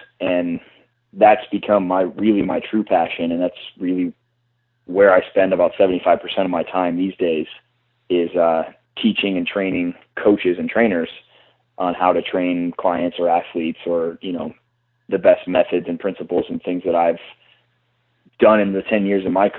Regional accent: California, United States; Yeah, so I'm from California originally, and I always wanted to get back out to California. I love Southern California.

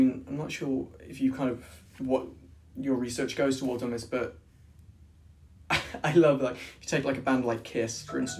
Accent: United Kingdom; It's part of being British, I suppose, isn't it?

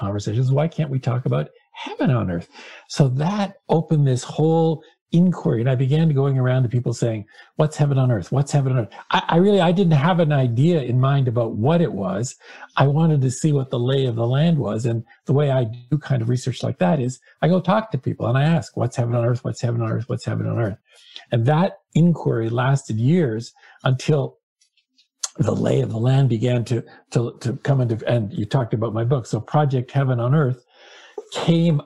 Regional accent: Hamilton, Ontario, Canada; I grew up in Hamilton, Ontario, Canada, which is like Pittsburgh.

